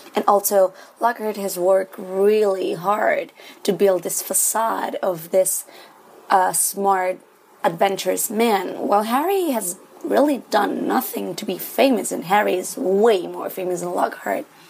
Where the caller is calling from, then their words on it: Santiago, Santiago Metropolitan Region, Chile; I'm calling from Santiago, Chile